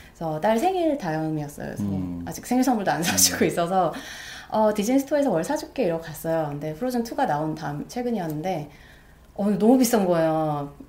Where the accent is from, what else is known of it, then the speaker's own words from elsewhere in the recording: South Korea; moved away as an adult; now in New York, United States; 한국에서 뭐 제가 한국 사람 치곤 나름 영어를 되게 좋아해서